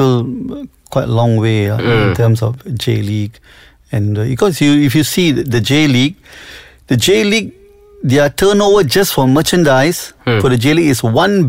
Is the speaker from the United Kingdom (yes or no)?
no; Selangor, Malaysia; I was born in Selangor